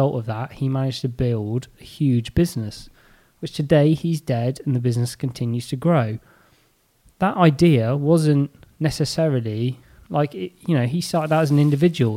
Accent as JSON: {"language": "English", "town": "Braunton", "region": "South West England", "country": "United Kingdom", "said": "my village, I am from Braunton"}